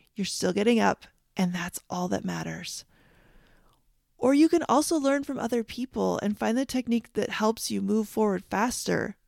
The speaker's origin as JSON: {"language": "English", "country": "Canada", "tie": "born or raised there", "said": "I grew up in Canada"}